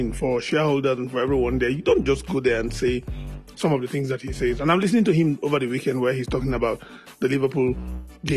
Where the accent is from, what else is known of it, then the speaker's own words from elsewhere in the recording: Nigeria; I'm Nigerian